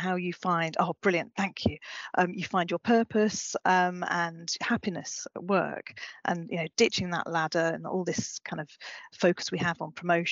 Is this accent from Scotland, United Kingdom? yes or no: no; Brighton, South East England, United Kingdom; moved away as an adult; also born or lived in Glasgow; I was born in Brighton and went to Glasgow.